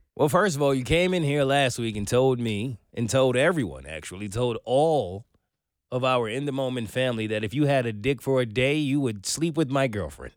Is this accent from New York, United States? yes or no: yes; New York, United States; now in Atlanta, United States; As a New Yorker